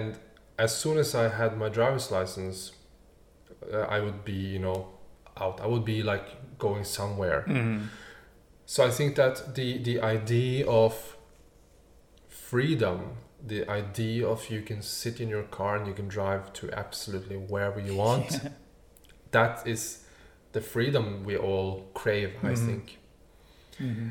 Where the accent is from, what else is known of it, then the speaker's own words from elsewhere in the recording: Norway; moved away as an adult; I grew up just outside Oslo, the capital.